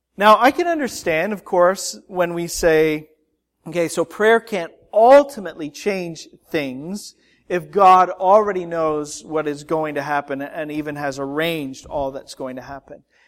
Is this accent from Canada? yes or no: yes; Canada; now in United States; As a Canadian citizen with an American spouse